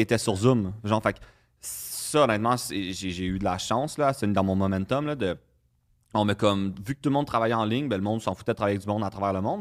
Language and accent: French; Saint-Jérôme, Quebec, Canada; je viens de Saint-Jérôme